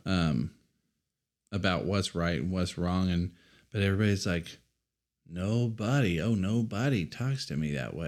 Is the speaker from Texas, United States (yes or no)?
yes; Amarillo, Texas, United States; We were raised in North Amarillo